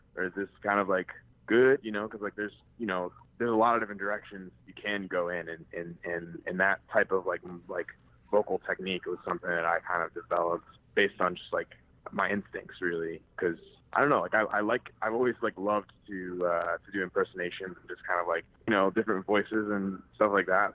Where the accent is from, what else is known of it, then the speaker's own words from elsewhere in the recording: Cleveland, Ohio, United States; I was born and raised in Cleveland, Ohio